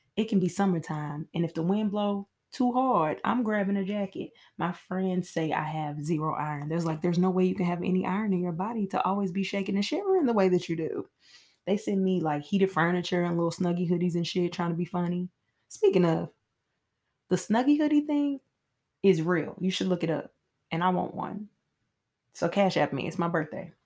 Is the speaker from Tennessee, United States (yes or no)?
yes; Nashville, Tennessee, United States; I am from Nashville, Tennessee, where I currently reside